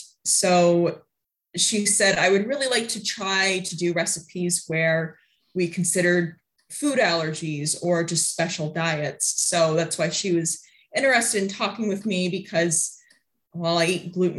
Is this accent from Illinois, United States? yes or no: no; Iowa, United States; And so I talked about growing up in Iowa, knowing some French words, and having kids at school asking me